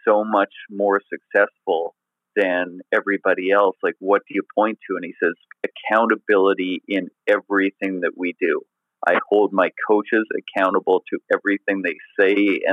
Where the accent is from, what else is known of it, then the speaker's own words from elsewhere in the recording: Canada; being Canadian.